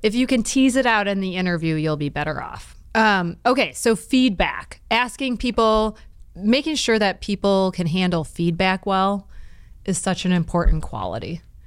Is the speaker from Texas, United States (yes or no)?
no; Detroit, Michigan, United States; We're both from Detroit